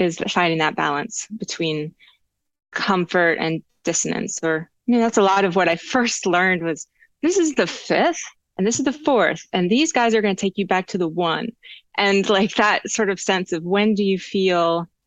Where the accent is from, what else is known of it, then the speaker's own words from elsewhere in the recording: Charlottesville, Virginia, United States; now in Los Angeles, United States; Charlottesville is my hometown scene